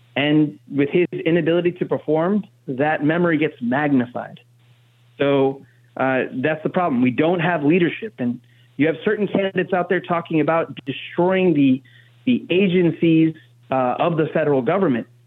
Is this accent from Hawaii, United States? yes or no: no; New Jersey, United States; as someone born and raised in Jersey